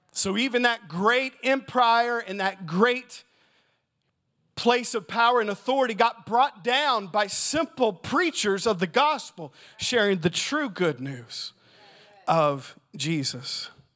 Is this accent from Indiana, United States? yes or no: yes; Southern Indiana, United States; I'm from Southern Indiana